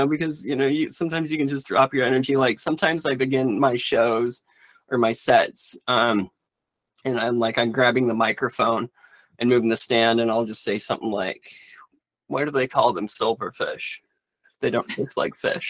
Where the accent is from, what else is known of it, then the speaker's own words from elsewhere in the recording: the Cascades, north of the Columbia River, Washington, United States; moved away as an adult; also born or lived in Portland area; North of the river where I grew up in the Cascades